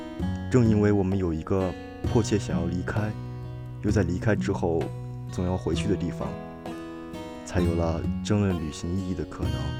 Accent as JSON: {"language": "Chinese", "town": "Huainan", "region": "Anhui", "country": "China", "tie": "born or raised there", "lives_now": "Beijing, China", "said": "回到北京的家中不到一周，又继续高铁回到了我的故乡淮南。"}